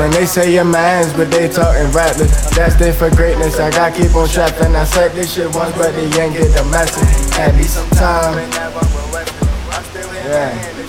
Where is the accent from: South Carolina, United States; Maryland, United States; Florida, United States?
Maryland, United States; Baltimore; I'm born and raised in Baltimore, West Baltimore.